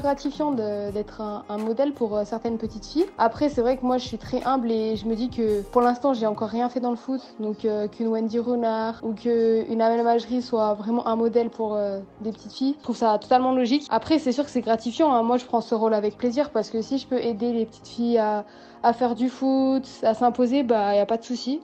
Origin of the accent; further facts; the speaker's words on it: France; je suis française